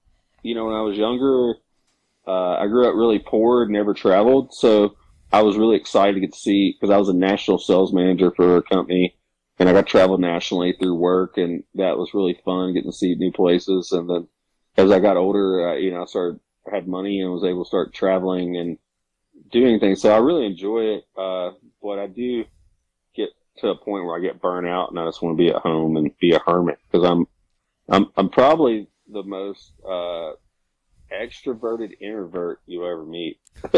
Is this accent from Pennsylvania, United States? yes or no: no; Arkansas, United States; now in Western North Carolina, United States; Yeah, so I'm originally from the Mississippi Delta down and from Arkansas. Grew up there, but I moved to the mountains here in Western North Carolina in 2009.